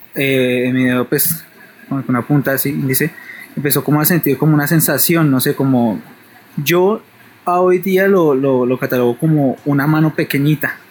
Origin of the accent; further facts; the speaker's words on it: Bogotá, Colombia; yo soy de Bogotá, vivía en una casa